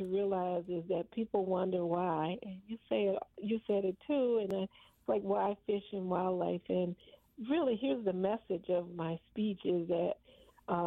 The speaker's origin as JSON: {"language": "English", "region": "Arkansas", "country": "United States", "tie": "born or raised there", "moved": "yes", "said": "I grew up in the Jim Crow South."}